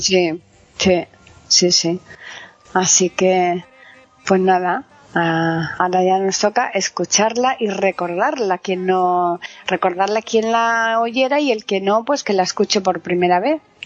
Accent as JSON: {"language": "Spanish", "town": "Alcalá de Guadaíra", "region": "Andalusia", "country": "Spain", "tie": "born or raised there", "moved": "yes", "said": "yo donde yo vivía en Alcalá de Guadaira estaba muy cerca la base de Borón de la frontera y, y, entonces había americanos que vivían allí en mi pueblo"}